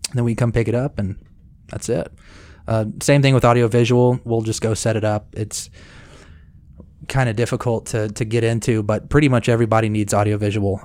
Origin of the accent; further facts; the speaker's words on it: Cedar Park, Texas, United States; also born or lived in Corsicana, Texas / Waco, Texas / Lubbock, Texas / Dallas, Texas; I grew up in Cedar Park, Texas, which is right outside of Austin. And then after fifth grade, I moved to a little podunk down, town called Corsicana, Texas. And I finished high school there